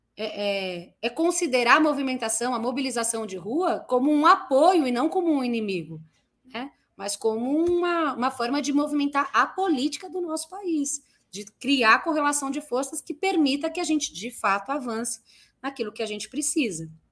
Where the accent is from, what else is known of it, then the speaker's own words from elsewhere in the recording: São Paulo, Brazil; Eu sou de Guaianazes, nasci e me criei em Guaianazes